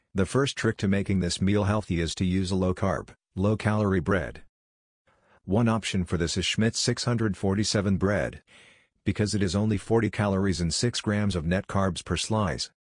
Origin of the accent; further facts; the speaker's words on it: Saint Paul, Minnesota, United States; Seeing as I grew up in the Midwest in Saint Paul, Minnesota